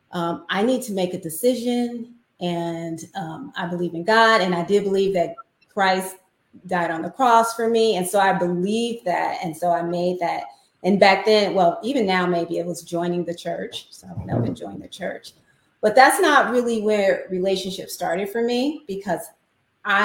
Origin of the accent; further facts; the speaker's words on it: Chicago, Illinois, United States; I grew up in Chicago. So I'm a city girl.